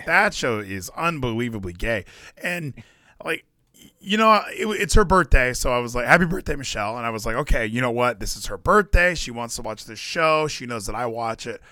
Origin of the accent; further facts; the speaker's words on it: West Coast, United States; moved away; we're from the West Coast